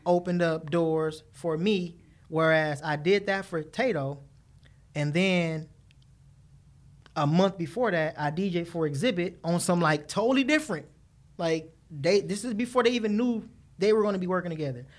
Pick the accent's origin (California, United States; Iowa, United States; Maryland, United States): California, United States; Los Angeles; growing up in the inner city